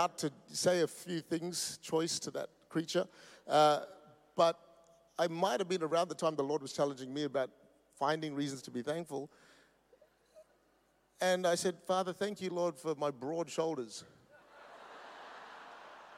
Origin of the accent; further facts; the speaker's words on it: Perth, Western Australia, Australia; we come from Perth. That's the most isolated city in the world.